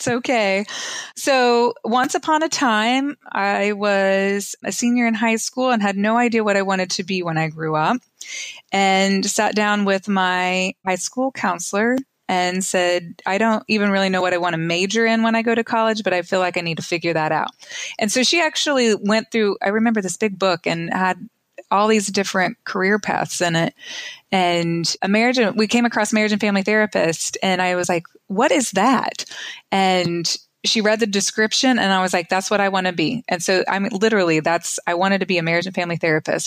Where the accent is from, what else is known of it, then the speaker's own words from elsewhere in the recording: Oklahoma, United States; I grew up in Oklahoma, went to college at Oklahoma State.